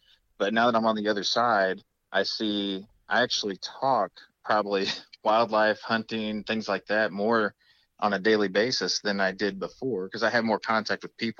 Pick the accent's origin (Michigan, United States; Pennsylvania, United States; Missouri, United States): Missouri, United States; Rolla; So I grew up in the Rolla area